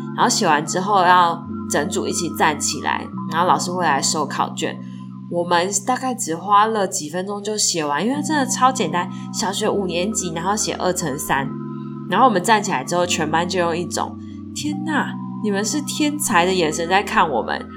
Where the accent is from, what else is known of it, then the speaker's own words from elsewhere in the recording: Taiwan; 像我们台湾是学英文嘛